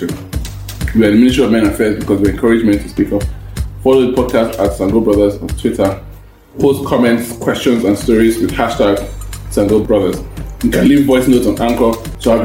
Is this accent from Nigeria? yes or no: yes; Jigawa, Nigeria; I'm from Jigawa State